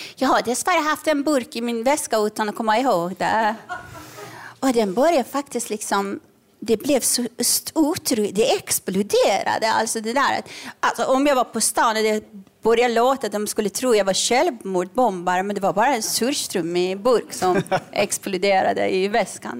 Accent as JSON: {"language": "Swedish", "country": "Iran", "tie": "born or raised there", "moved": "yes", "said": "jag är uppvuxen under revolutionen i Iran"}